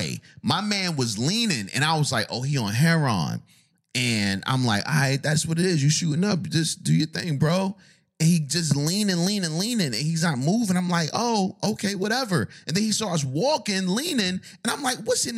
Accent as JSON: {"language": "English", "town": "New York City", "region": "New York", "country": "United States", "said": "I'm from the Bronx. 718"}